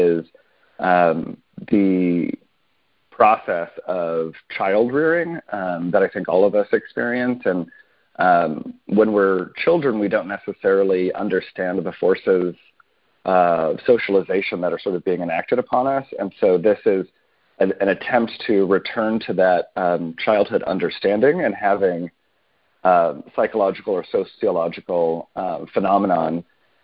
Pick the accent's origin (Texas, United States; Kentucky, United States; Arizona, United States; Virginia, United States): Arizona, United States; I grew up in Arizona and in a bit of a conservative environment